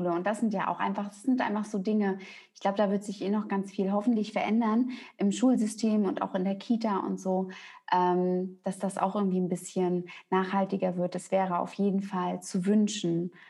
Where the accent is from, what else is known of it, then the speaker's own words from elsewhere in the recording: East Germany, Germany; also ich bin auch in der DDR groß geworden und die waren halt ganz viel im Mangel gewesen.